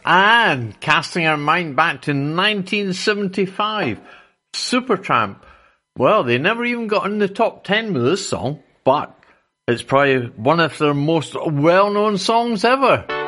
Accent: Edinburgh, Scotland, United Kingdom; Not me, I'm from Edinburgh.

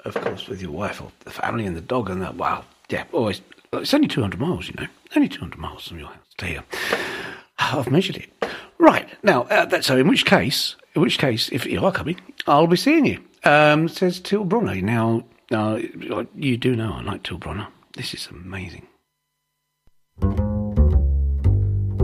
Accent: East Kent, South East England, United Kingdom; moved away; I'm from the Far East, Kent, where I had a photographic business

